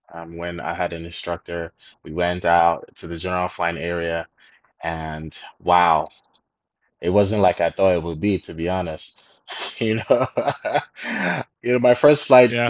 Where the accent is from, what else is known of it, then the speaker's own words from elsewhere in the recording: Nigeria; also born or lived in South Africa; I'm Nigerian. Um, I grew up okay. in Nigeria most of the time.